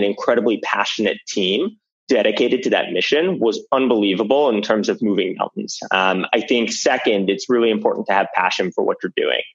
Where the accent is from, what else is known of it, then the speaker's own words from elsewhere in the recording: Weston, Florida, United States; moved away as an adult; also born or lived in Atlanta; I grew up in South Florida, outside Fort Lauderdale in a town called Weston